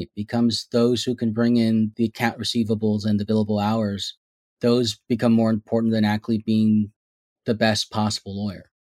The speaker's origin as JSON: {"language": "English", "town": "San Jose", "region": "California", "country": "United States", "tie": "born or raised there", "said": "I was born and raised here in Silicon Valley in San Jose"}